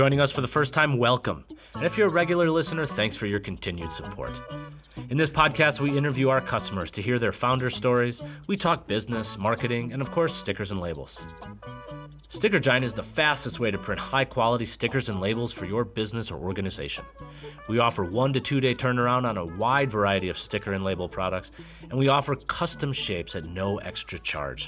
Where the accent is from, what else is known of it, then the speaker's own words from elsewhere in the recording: outside Chicago, Illinois, United States; moved away; where I grew up outside Chicago